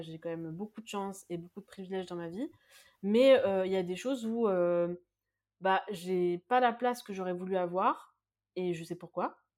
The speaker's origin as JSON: {"language": "French", "country": "France", "said": "on est français, nous"}